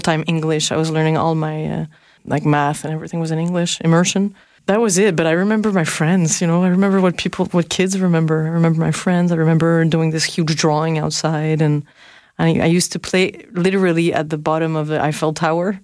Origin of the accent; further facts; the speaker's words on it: Montreal, Quebec, Canada; also born or lived in Paris, France; I was born in Montreal. So I spent really most of my time there. But I spent four years in Paris when I was little.